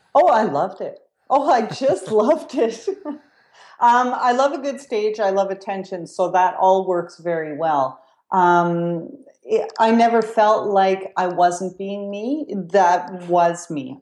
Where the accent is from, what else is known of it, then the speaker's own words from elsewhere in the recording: Quebec, Canada; I come from Quebec, too